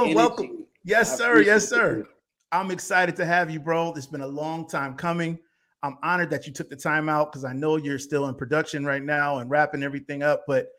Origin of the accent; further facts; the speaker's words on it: Bridgeport, Connecticut, United States; my hometown of Bridgeport, Connecticut.